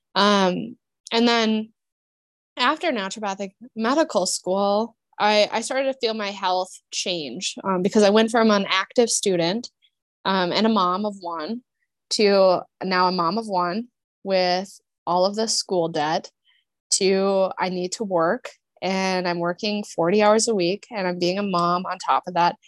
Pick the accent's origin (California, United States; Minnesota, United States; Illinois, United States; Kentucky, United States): Minnesota, United States; moved away as an adult; I grew up in Minnesota.